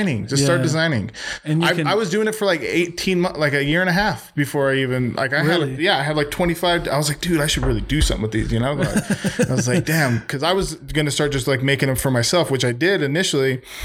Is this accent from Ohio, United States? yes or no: no; Magna, Utah, United States; I'm from Utah. I'm from Magna